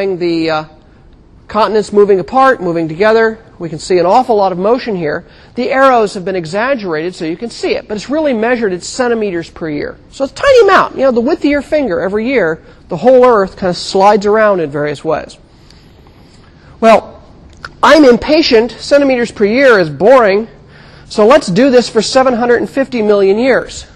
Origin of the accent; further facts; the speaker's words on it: California, United States; I grew up in California